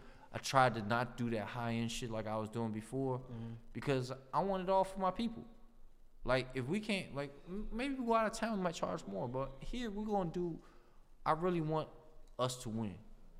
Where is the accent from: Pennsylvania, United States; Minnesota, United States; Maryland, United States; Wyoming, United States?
Maryland, United States; Silver Spring; But I'm from Silver Spring. I'm like a nice Asian guy from Silver Spring.